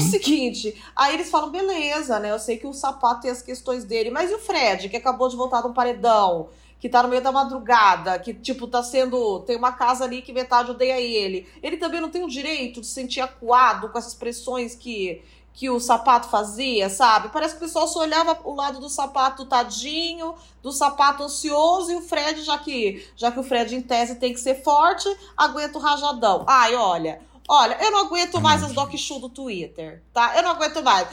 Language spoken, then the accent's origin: Portuguese; Portugal; now in Brazil; eu sou portuguesa, eu sou imigrante